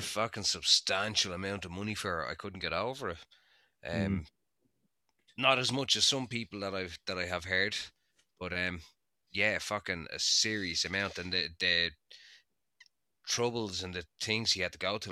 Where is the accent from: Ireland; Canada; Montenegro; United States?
Ireland; I'm the Irish contingent of our little show